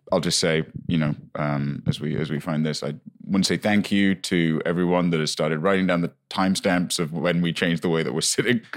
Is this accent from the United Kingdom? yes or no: yes; United Kingdom; moved away; we moved in and it was near my hometown